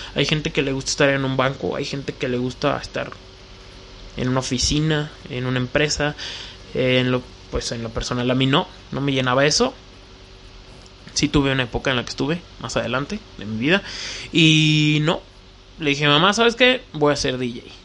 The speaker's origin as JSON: {"language": "Spanish", "town": "León", "region": "Guanajuato", "country": "Mexico", "said": "soy de León, Guanajuato"}